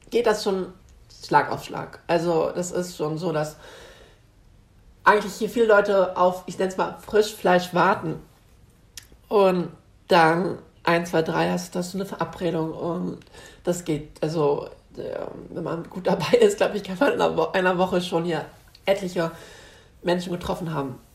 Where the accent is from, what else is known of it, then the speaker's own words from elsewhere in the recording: Northern Germany, Germany; ich bin in Norddeutschland aufgewachsen, in ähm, einem ähm, sehr gut situierten und behüteten Vorort einer Stadt an der Ostsee.